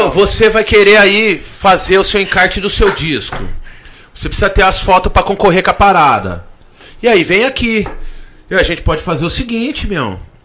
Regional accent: Brazil; eu sou brasileiro

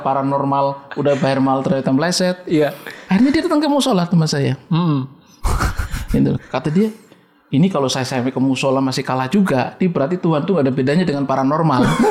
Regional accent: Pemalang, Central Java, Indonesia; accent: ngapak; moved away; saya menyebutkan tempat di Desa Serang

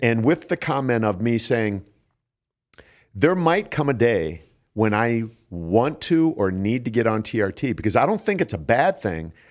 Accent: Canton, Ohio, United States; moved away; I grew up in Canton, Ohio, home of the Pro Football Hall of Fame

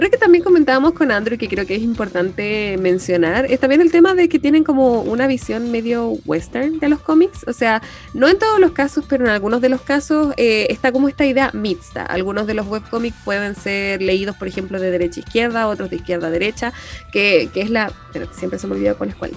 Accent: Chile; los chilenos somos canon como sociedad

